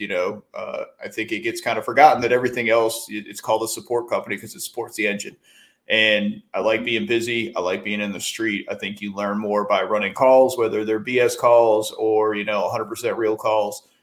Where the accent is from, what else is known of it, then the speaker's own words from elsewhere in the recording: upstate New York, United States; moved away as an adult; I got my start uh, in my hometown in upstate New York as a volunteer